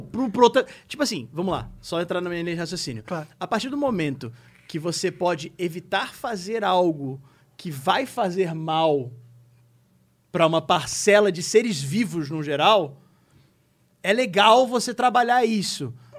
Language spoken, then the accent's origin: Portuguese; Rio de Janeiro, Brazil; moved away as an adult; now in São Paulo, Brazil; a gente é do Rio, do Rio de Janeiro